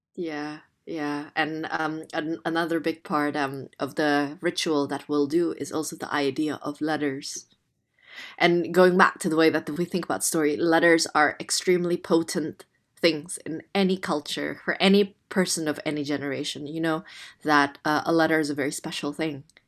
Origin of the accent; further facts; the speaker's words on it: Jakarta, Indonesia; English is a second language; moved away as an adult; now in London, United Kingdom; I was born Chinese Indonesian in Jakarta in Indonesia, and I was raised there for the first eighteen years